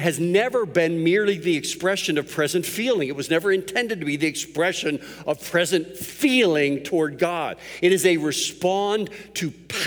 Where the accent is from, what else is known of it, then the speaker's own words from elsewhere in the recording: Pittsburgh, Pennsylvania, United States; I was raised in Pittsburgh.